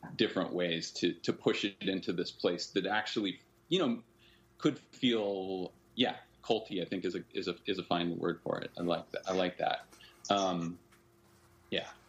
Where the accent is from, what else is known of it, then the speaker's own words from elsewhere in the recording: Northern California, United States; We were growing up in Northern California, both of us